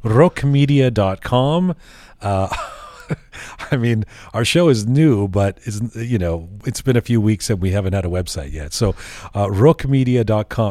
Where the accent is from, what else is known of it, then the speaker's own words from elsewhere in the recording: Canada; where are you from? And I'll say, Canada